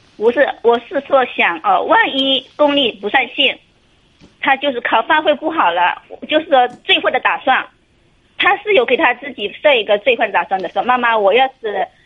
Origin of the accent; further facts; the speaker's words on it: Wenzhou, Zhejiang, China; 我是温州的